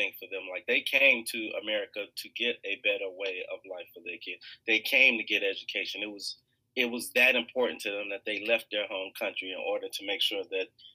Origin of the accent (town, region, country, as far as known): Chicago, Illinois, United States; born or raised there